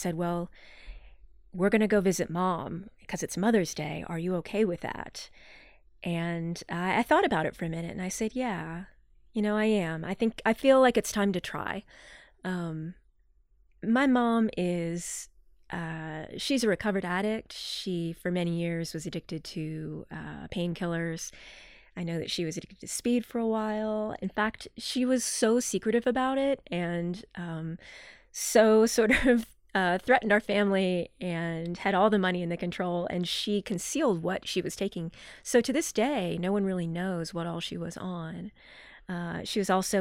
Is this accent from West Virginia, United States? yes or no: yes; Morgantown, West Virginia, United States; I grew up in Morgantown, West Virginia, with two parents.